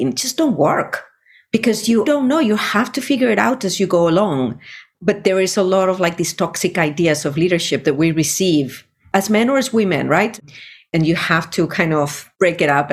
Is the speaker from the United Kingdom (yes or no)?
no; Spain; moved away; I was born in Spain in the 70s in a Navy household